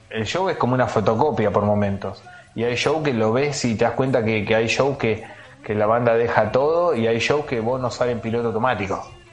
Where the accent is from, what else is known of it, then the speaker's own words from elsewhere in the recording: Argentina; soy de Argentina